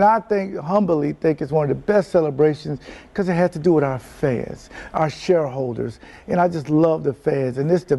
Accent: Florida, United States; I'm from Florida.

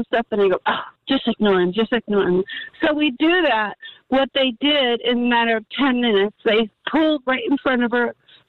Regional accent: Toms River, New Jersey, United States; we grew up in Toms River, New Jersey.

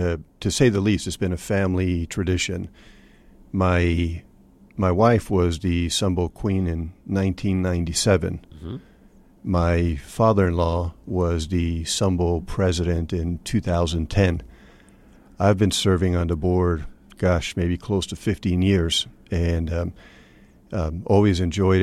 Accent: Venezuela; moved away as an adult; also born or lived in Brazil / Mexico City, Mexico; now in United States; I grew up mostly in Latin America. I was raised in Venezuela and Brazil, Mexico City.

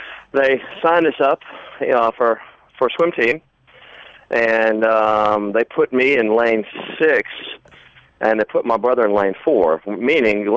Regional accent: Jonesboro, Georgia, United States; I'm from Jonesboro, Georgia

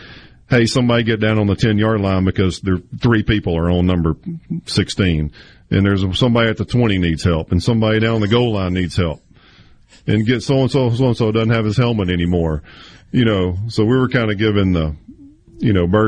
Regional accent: Mississippi, United States; Growing up in Mississippi

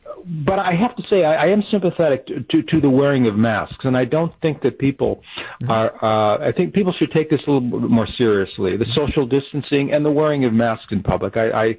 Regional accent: Walworth County, Wisconsin, United States; now in Montello, United States; I grew up in Walworth County

